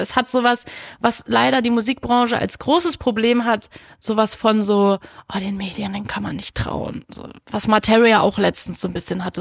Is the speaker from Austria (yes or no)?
no; Berlin, Germany; ich bin Berlinerin